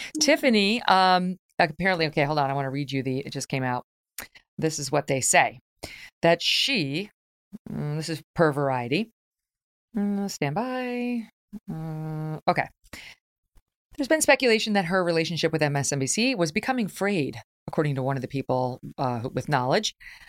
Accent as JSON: {"language": "English", "region": "New York", "country": "United States", "tie": "born or raised there", "said": "Virtually all of my friends are Democrats. I grew up in New York State."}